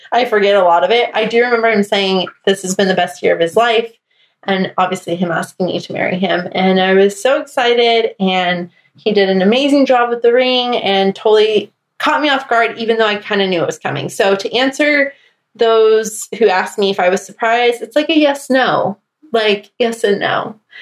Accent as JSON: {"language": "English", "region": "Arizona", "country": "United States", "tie": "born or raised there", "also_born_or_lived": "Atlanta", "moved": "yes", "lives_now": "Washington, D.C., United States", "said": "back in my home state of Arizona"}